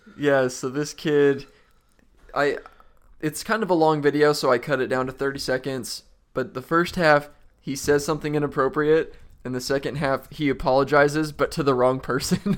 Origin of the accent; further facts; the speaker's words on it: Utah, United States; moved away; we're both from Utah